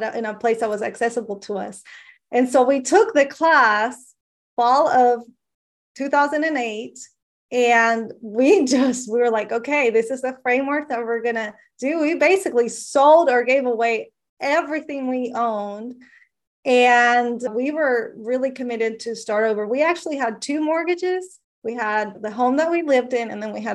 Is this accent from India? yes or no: no; Venezuela; moved away; I'm from Venezuela. When I was young and the economy was so different in Venezuela